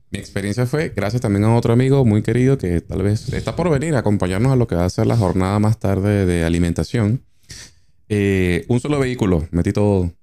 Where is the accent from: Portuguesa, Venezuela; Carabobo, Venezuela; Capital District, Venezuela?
Capital District, Venezuela; Caracas; moved away as an adult; also born or lived in Maracaibo; now in Argentina; Yo soy maracucho de nacimiento, pero reencauchado caraqueño, porque me mudé a Caracas desde los cuatro años.